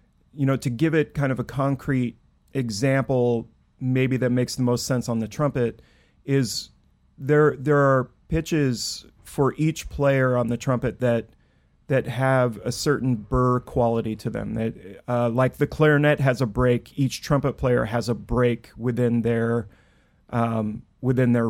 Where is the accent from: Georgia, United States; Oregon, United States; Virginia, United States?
Oregon, United States; Clatskanie; now in Brooklyn, United States; I grew up in Clatskanie, Oregon, the birthplace of Raymond Carver, and I now live in Brooklyn, New York.